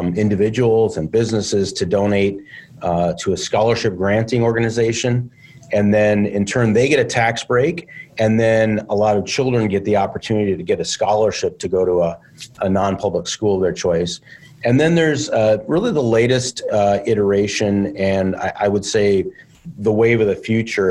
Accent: Sioux Falls, South Dakota, United States; moved away as an adult; now in Minnesota, United States; I grew up in South Dakota, grew up in Sioux Falls, spent a lot of time there.

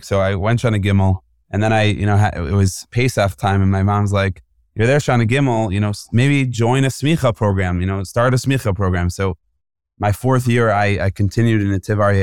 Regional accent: Woodmere, New York, United States; I'm originally from Woodmere, New York, Long Island, the Five Towns

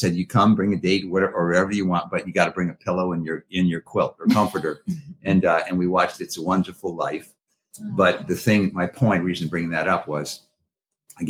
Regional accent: Massachusetts, United States; I grew up in Massachusetts

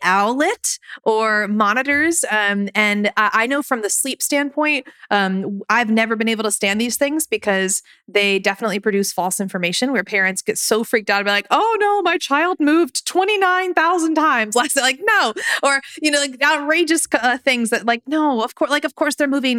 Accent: United States; as an American

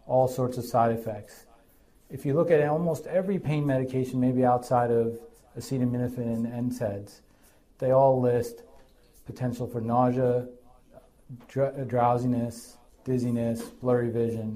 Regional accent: Hartford, Connecticut, United States; moved away as an adult; also born or lived in Boston / New York City; now in Connecticut, United States; I grew up in Hartford and then spent my time up in Boston.

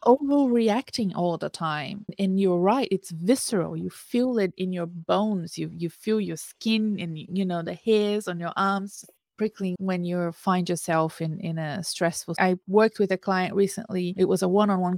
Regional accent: Brazil; moved away; back in my home country I, i'm from brazil

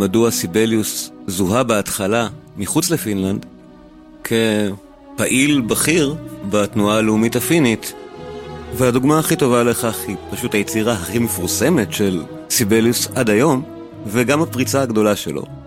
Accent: Israel

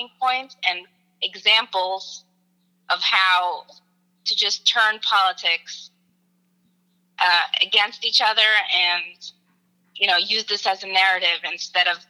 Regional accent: Philadelphia, Pennsylvania, United States; I am from Philadelphia.

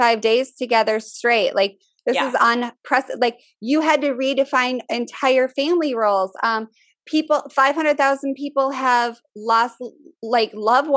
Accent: Minnesota, United States; moved away as an adult; now in Richmond, United States; I'm from Minnesota. People are a lot more open with this stuff where I'm from. Now I'm in the South. Richmond is considered the South

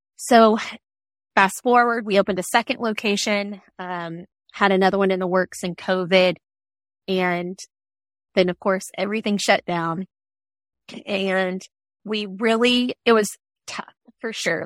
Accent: Georgia, United States; moved away as an adult; now in Louisville, United States; we're from Georgia

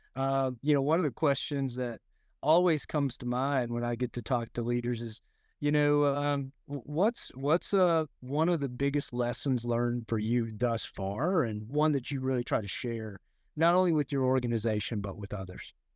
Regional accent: Arkansas Delta, United States; I grew up in the Arkansas Delta.

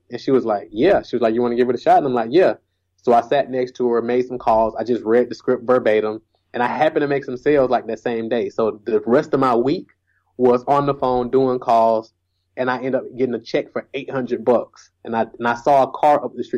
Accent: Atlanta, Georgia, United States; also born or lived in Columbus, Georgia; So I've been in Atlanta, Georgia my entire life.

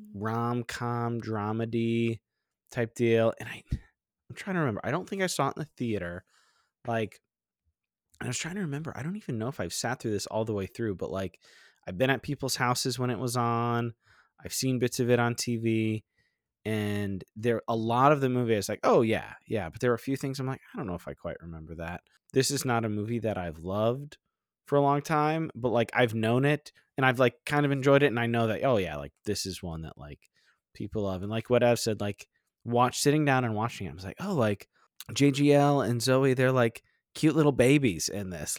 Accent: Florida, United States; I grew up in Florida

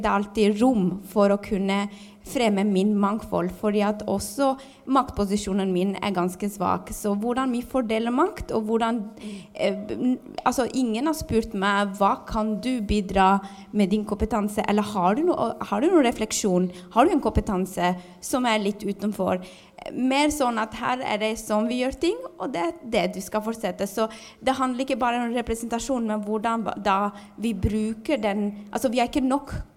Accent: Albania; now in Norway; Jeg er jo også fra Albania

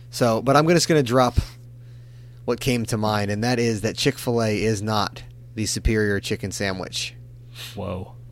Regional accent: Hawaii, United States; I always thought being Hawaiian was cool

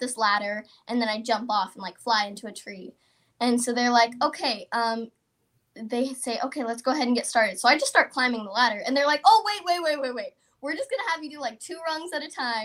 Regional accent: Texas, United States; I'm from Texas

